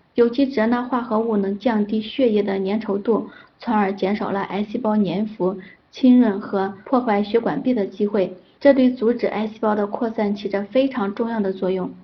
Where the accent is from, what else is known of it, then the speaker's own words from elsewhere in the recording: Henan, China; also born or lived in Zhengzhou; 我们河南人